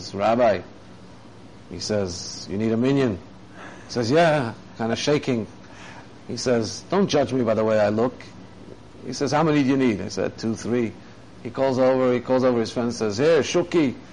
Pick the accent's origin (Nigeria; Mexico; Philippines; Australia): Australia; now in Thailand; where I grew up in Australia